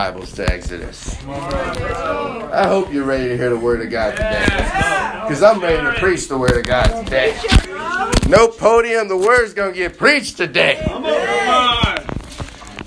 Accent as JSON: {"language": "English", "town": "Chicago", "region": "Illinois", "country": "United States", "tie": "born or raised there", "moved": "yes", "lives_now": "Seattle, United States", "said": "I grew up in Chicago"}